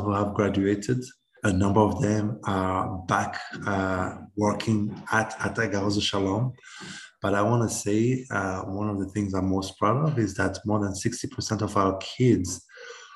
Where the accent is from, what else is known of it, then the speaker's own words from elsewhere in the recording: Rwanda; I am from Rwanda.